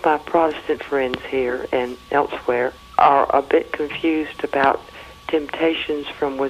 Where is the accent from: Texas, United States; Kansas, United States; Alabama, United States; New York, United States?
Alabama, United States; Huntsville; I'm from Huntsville, Alabama.